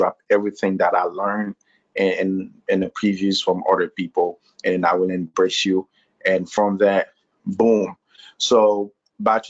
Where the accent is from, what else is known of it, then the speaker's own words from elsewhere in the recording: Haiti; moved away as an adult; also born or lived in Florida; now in Tennessee, United States; I'm Haitian and born and raised in Haiti